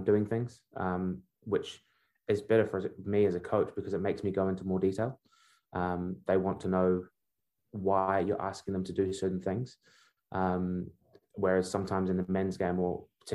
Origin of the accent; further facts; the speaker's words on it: Wellington, New Zealand; also born or lived in Birmingham, England; Although I was born in England, I grew up in Wellington. So I'm a Wellington boy